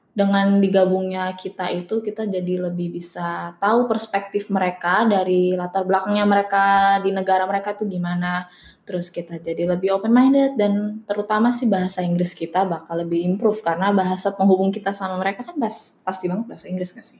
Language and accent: Indonesian; Indonesia; moved away as an adult; now in Netherlands; kita dari Indo